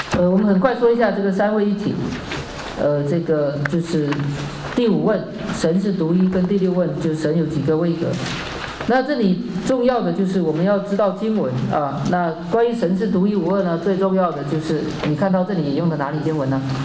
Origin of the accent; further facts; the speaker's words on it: China; 我们中国人